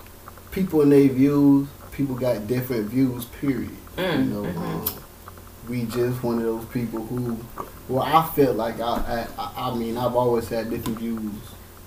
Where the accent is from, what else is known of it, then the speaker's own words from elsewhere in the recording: Florida, United States; now in California, United States; I'm from Florida.